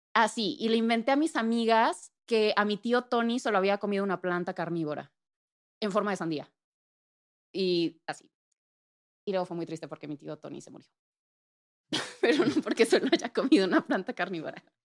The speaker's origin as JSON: {"language": "Spanish", "region": "Puebla", "country": "Mexico", "tie": "born or raised there", "moved": "as an adult", "lives_now": "Mexico City, Mexico", "said": "pues crecí en, eh, Puebla, soy de Puebla, Puebla, Puebla"}